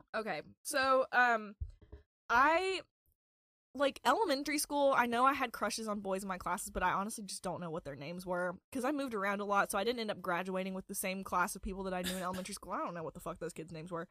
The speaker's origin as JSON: {"language": "English", "town": "Galax", "region": "Virginia", "country": "United States", "tie": "born or raised there", "said": "I was born on December second, nineteen ninety in Galax, Virginia"}